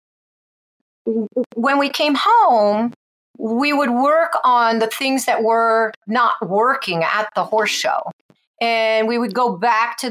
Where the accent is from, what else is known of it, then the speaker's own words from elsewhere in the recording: New England, United States; I grew up in New England